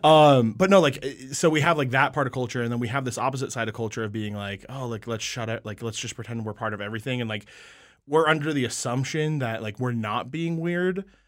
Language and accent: English; Colorado, United States; I'm from Colorado